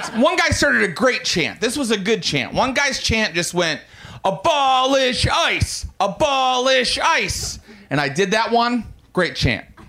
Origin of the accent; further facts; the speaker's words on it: Morgantown, West Virginia, United States; I was raised very Christian in Morgantown, West Virginia